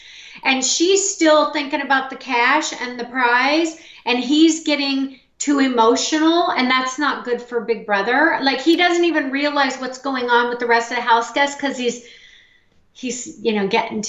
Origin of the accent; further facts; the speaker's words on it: Missouri, United States; Bailey's from my home state, Missouri.